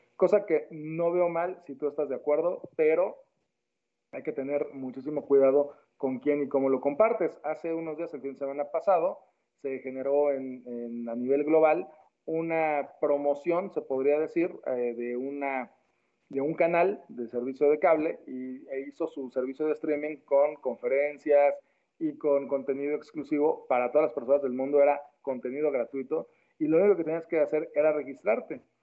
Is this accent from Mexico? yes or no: yes; Mexico; en mi país de origen, que es México